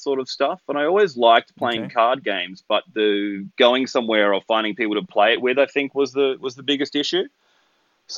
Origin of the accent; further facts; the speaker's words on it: Australia; also born or lived in Sydney; I'm from Australia. I live in Sydney, so I've been here a while